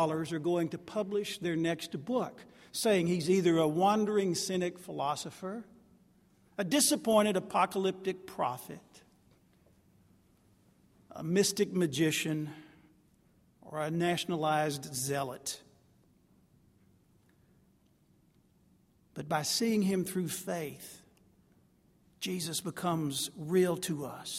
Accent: Jacksonville, Texas, United States; moved away as an adult; I'm from Jacksonville, Texas. That's behind the Pine Curtain. I eventually had to wander out of the piney woods

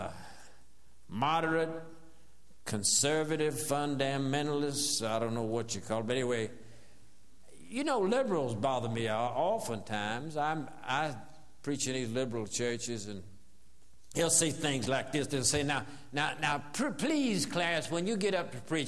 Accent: the South, United States; as a Southerner growing up in the South

